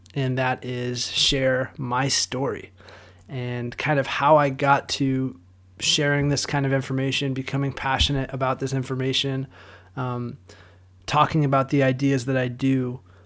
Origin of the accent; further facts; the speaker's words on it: Southern California, United States; born and raised in Southern California